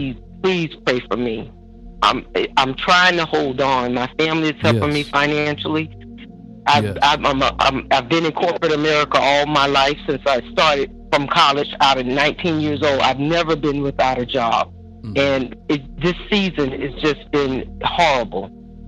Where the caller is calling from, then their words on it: Douglasville, Georgia, United States; I'm calling from Douglasville, Georgia.